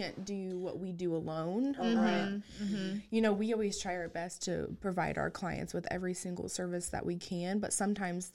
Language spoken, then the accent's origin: English; Meredosia, Illinois, United States; I grew up in Meredosia